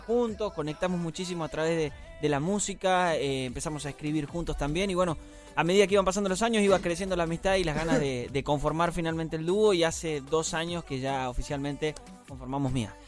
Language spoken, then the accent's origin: Spanish; Tucumán, Argentina; yo soy de Tucumán del Norte